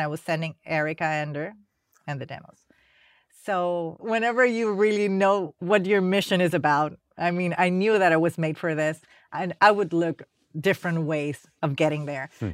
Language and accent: English; Panama City, Panama; moved away as an adult; now in United States; I came from Panama